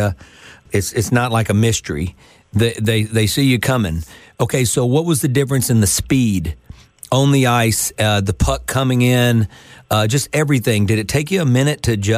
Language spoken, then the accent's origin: English; Mississippi, United States; coming from Mississippi